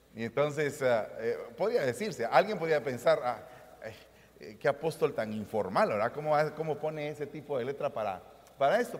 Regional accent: Guatemala; vengo de Guatemala

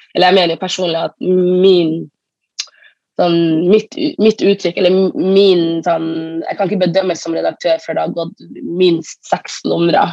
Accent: Northern Norway, Norway; som nordlending

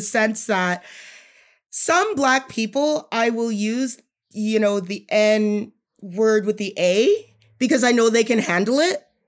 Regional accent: Edmonton, Alberta, Canada; I grew up in Edmonton

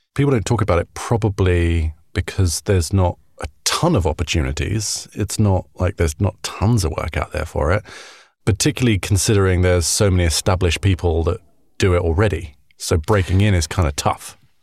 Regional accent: United Kingdom; I'm a British guy

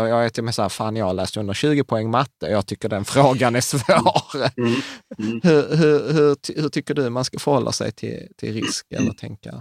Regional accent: Sweden; vi svenskar

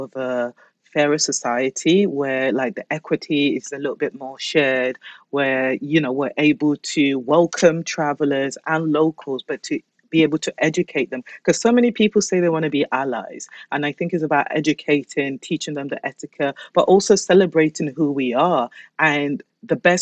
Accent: Basildon, East of England, United Kingdom; born or raised there; also born or lived in London

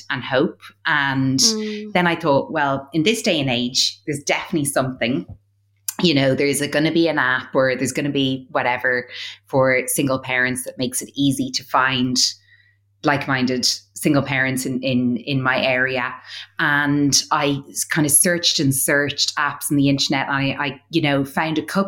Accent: Ireland; We're both from Ireland.

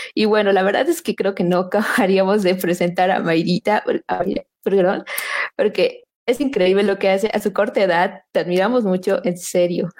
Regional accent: Bolivia; nosotros como bolivianos

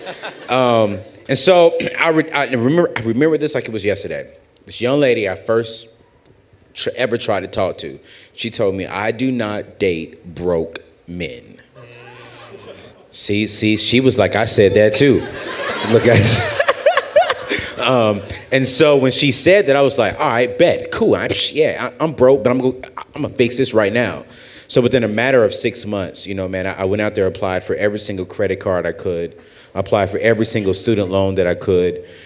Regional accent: United States; also born or lived in San Diego, California / North Carolina; now in Nashville, United States; I grew up in San Diego, California, and North Carolina

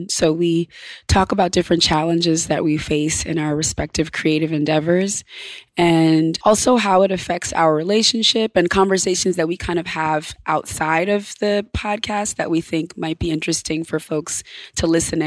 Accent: Ithaca, New York, United States; I grew up in a town called Ithaca, New York, in upstate

